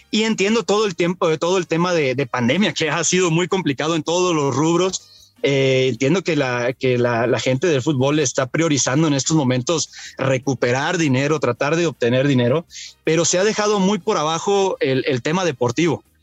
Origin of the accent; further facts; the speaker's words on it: Mexico; entre Jaime Correa y yo que tenemos los mismos números de, títulos con, Pachuca, somos los jugadores mexicanos con más títulos en el club.